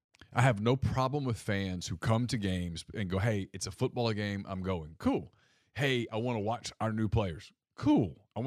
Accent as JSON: {"language": "English", "town": "Ruston", "region": "Louisiana", "country": "United States", "tie": "born or raised there", "said": "Jack coached at Louisiana Tech and I grew up in Ruston, yeah."}